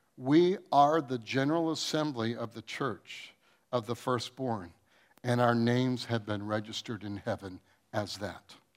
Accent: Michigan, United States; moved away; I'm from Michigan

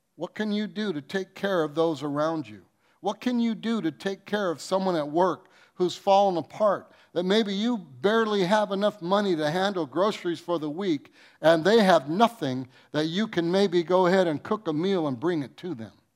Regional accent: Michigan, United States; moved away; I'm from Michigan

